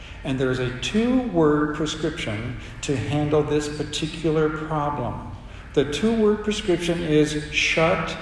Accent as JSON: {"language": "English", "country": "United States", "accent": "American", "said": "they knew instantly I was an American. They knew it because of my accent"}